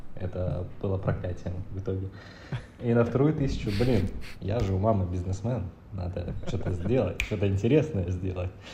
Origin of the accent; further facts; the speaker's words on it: Chernivtsi, Chernivtsi Oblast, Ukraine; moved away; родился я в маленьком городе в Украине под названием Черноцы. Это близко к границе Румынии с Молдавией.